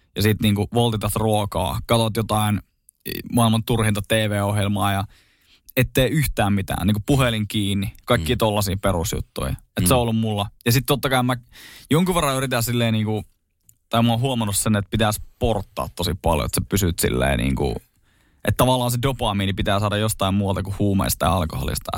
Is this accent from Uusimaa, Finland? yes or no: no; Oulunsalo, North Ostrobothnia, Finland; moved away; jos mä menen käymään Oulusalossa, sieltä mistä mä oon alun perin kotoisin